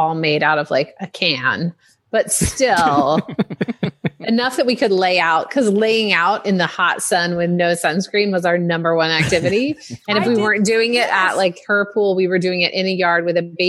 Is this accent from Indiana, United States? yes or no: yes; Indiana, United States; now in California, United States; I grew up in Indiana